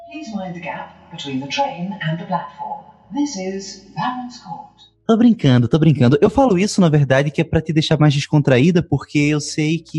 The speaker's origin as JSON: {"language": "Portuguese", "town": "Cuiabá", "region": "Mato Grosso", "country": "Brazil", "also_born_or_lived": "Minas Gerais / Espírito Santo", "said": "Eu me recuso a dizer isso, mas eu sou de Cuiabá."}